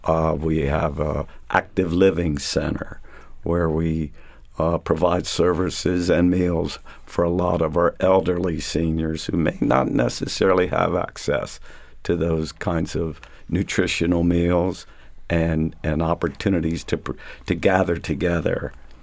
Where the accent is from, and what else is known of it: York, Pennsylvania, United States; born or raised there